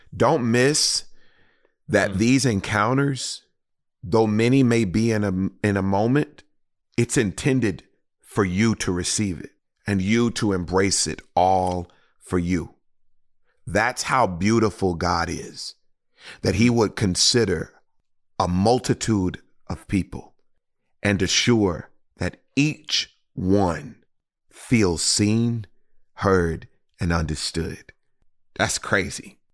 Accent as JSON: {"language": "English", "town": "Houston", "region": "Texas", "country": "United States", "tie": "born or raised there", "said": "in the city of Houston, Texas, my hometown."}